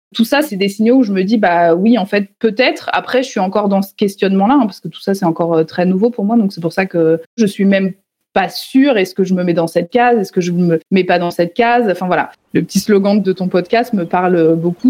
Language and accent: French; Nevers, Bourgogne-Franche-Comté, France; Je suis née à Nevers, dans une famille, euh, on va dire, assez classique euh, française.